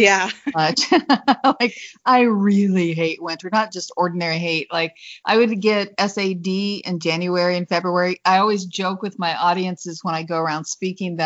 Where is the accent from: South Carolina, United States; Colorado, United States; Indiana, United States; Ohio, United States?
Indiana, United States; also born or lived in Illinois; now in Mesa, United States; I'm from Indiana. I grew up on a farm in Indiana and learned what hard work was